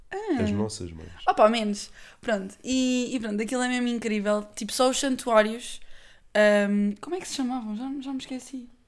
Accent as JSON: {"language": "Portuguese", "region": "Lisbon", "country": "Portugal", "said": "Bem, uh, eu sou Lisboeta, mas eu sei avaliar as coisas sem ser."}